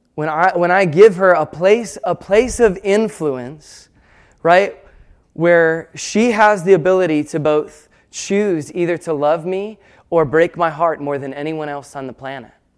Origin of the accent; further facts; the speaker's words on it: United States; we're American